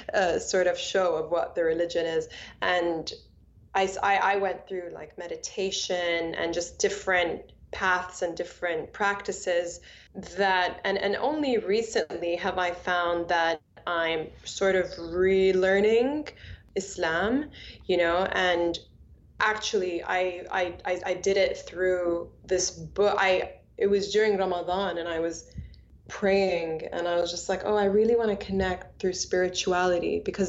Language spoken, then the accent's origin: English; Bahrain; now in United States; I grew up in Bahrain, and I'm half Egyptian, half Palestinian